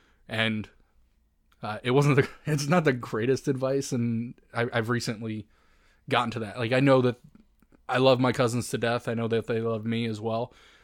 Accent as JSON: {"language": "English", "region": "Indiana", "country": "United States", "tie": "born there", "said": "So, I grew up in... Or I guess I was born in Indiana, and my parents got divorced."}